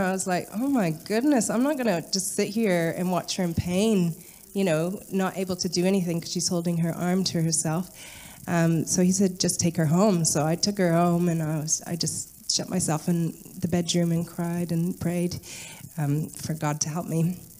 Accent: Ghana; in Ghana.

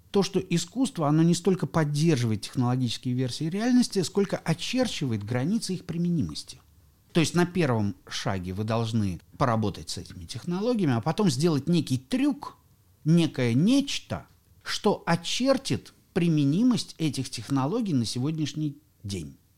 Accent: Kaliningrad, Kaliningrad Oblast, Russia; я сам родом из Калининграда

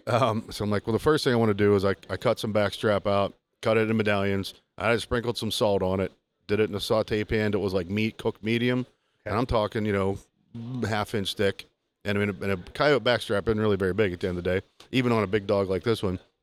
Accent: Southwest Pennsylvania, United States; I grew up with it in Southwest PA with my granddad

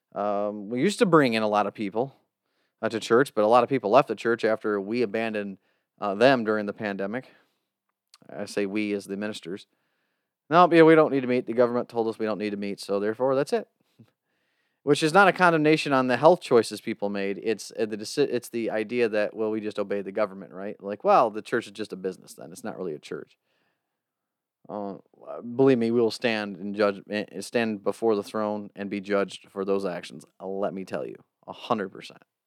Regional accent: United States

